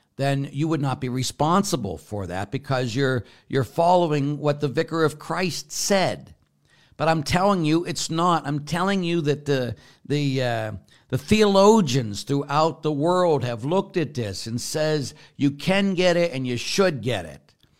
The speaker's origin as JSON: {"language": "English", "town": "Pittsburgh", "region": "Pennsylvania", "country": "United States", "tie": "born or raised there", "moved": "yes", "said": "I grew up in Pittsburgh"}